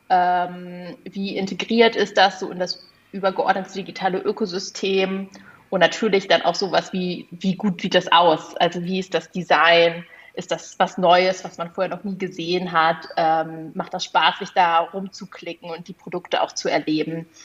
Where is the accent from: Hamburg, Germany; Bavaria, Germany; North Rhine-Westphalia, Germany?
Hamburg, Germany; Also wenn ich als Hamburgerin jetzt plötzlich auch den Kaffee von einem Minishop in München kaufen kann